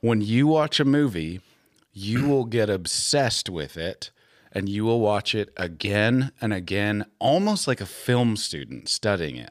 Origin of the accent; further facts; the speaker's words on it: Minnesota, United States; Chris and I grew up in Minnesota.